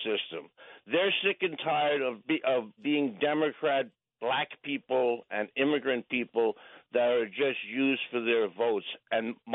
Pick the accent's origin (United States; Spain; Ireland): United States; New York City, New York; also born or lived in Parkchester, the Bronx; I was born in Parkchester, okay. Grew up in Pelham Bay, and now I live right outside Co-op City